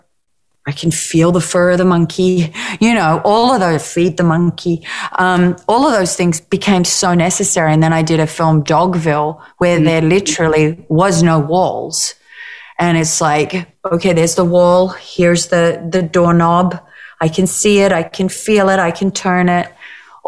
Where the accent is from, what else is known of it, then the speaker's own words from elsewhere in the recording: Australia; being Australian